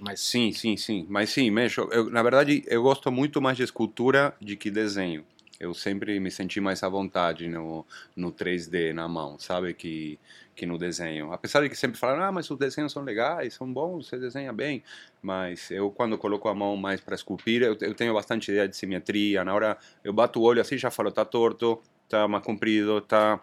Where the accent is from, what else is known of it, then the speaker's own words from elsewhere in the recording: Argentina; Portuguese is a second language; moved away as an adult; now in Brazil; eu sou argentino, né? Já moro aqui no Brasil há 26 anos